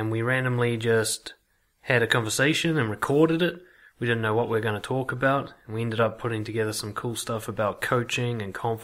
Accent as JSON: {"language": "English", "country": "New Zealand", "tie": "born or raised there", "also_born_or_lived": "United Kingdom", "moved": "as an adult", "lives_now": "Czech Republic", "said": "I'm born and raised in New Zealand"}